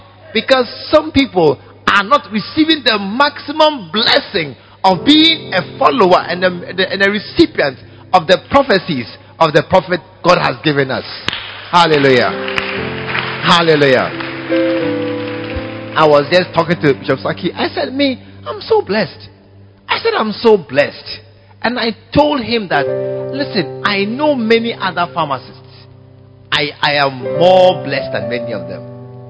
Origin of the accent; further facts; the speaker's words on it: Ghana; You are a Ghanaian, I'm a Ghanaian.